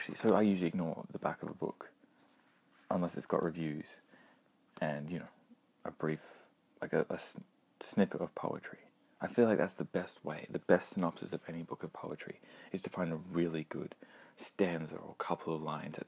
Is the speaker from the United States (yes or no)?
no; Australia; Being Australian